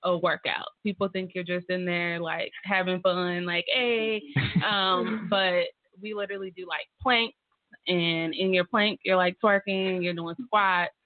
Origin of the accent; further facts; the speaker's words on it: North Carolina, United States; moved away as an adult; now in Tulsa, United States; I'm from North Carolina